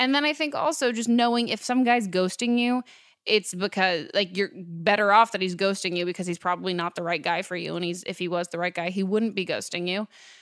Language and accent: English; near San Francisco, California, United States; I grew up near San Francisco